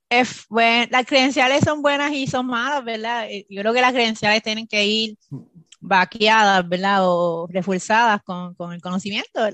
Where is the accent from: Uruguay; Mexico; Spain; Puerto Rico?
Puerto Rico; Bayamón; moved away as an adult; now in Maryland, United States; Yo nací en Puerto Rico, eh, me fui en Puerto Rico, en Bayamón, Puerto Rico, e hice mi bachillerato.